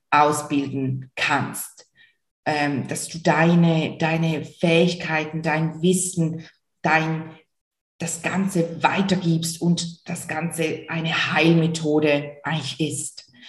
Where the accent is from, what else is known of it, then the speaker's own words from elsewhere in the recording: Switzerland; Und wie du vielleicht hörst, bestimmt hörst du es, komme ich aus der Schweiz, aus der wunder, wunderschönen Schweiz. Und ich habe hier in St. Gallen meine Praxis